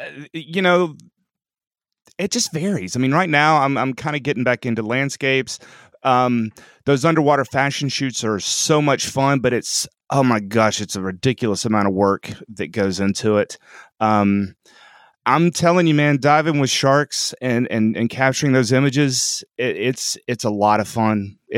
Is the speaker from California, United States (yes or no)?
no; Franklin, Tennessee, United States; So I'm from Franklin, Tennessee, which is sort of a suburb of Nashville. And I'm a dentist here in town.